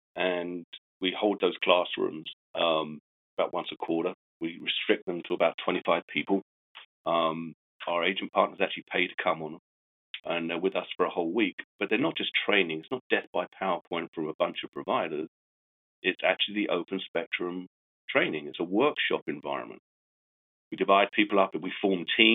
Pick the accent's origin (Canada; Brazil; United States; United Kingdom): United Kingdom; England; I'm English